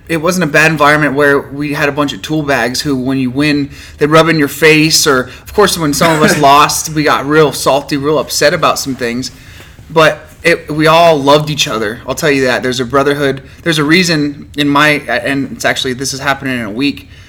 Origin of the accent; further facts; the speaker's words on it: Farmington, New Mexico, United States; also born or lived in Laramie, Wyoming; I moved to Farmington right before my fifth birthday. I was born born in Laramie, Wyoming, but moved here.